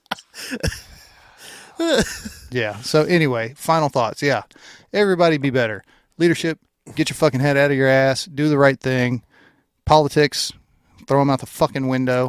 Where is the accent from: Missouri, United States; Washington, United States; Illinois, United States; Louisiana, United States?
Louisiana, United States; I'm from Louisiana.